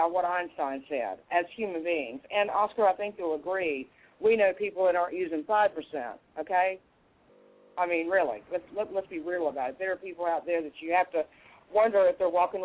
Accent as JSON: {"language": "English", "country": "United States", "tie": "born or raised there", "said": "I'm an American, and I was born and raised in America"}